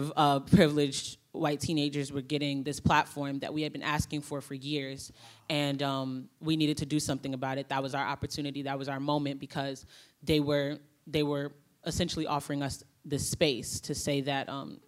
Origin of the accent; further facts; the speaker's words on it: Chicago, Illinois, United States; I'm from Chicago, and some of the work that I do is like with Black Lives Matter Chicago